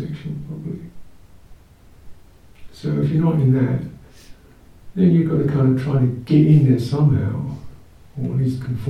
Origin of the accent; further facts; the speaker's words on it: United Kingdom; I'm the British person